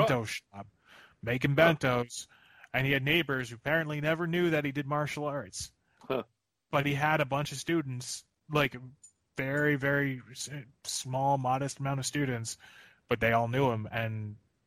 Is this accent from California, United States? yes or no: no; Philadelphia, Pennsylvania, United States; as a Philadelphian